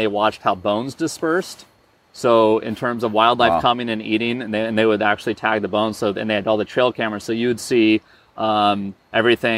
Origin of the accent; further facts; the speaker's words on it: Butte County, California, United States; I grew up in Butte County. I was born here in Butte County